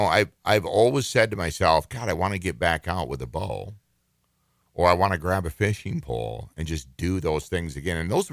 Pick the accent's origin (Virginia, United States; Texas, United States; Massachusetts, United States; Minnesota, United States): Minnesota, United States; growing up, because I grew up in a very rural part of the state and the country, as a matter of fact, I was raised right on the Canadian border. In Minnesota.